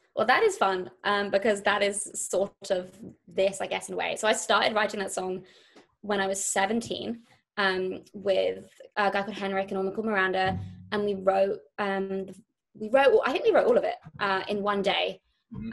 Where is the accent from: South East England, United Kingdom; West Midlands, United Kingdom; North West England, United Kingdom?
South East England, United Kingdom; near Brighton; moved away as an adult; now in London, United Kingdom; I grew up in a near a place called Brighton, which is south of London on the coast. And I really mainly grew up in like a tiny village in like the middle of the countryside.